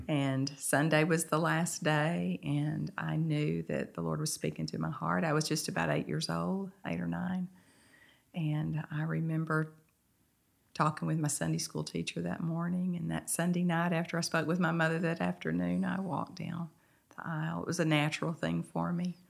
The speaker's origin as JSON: {"language": "English", "town": "Mount Pleasant", "region": "Texas", "country": "United States", "tie": "born or raised there", "also_born_or_lived": "Henderson, Texas", "lives_now": "Nacogdoches, United States", "said": "I grew up in Mount Pleasant, Texas"}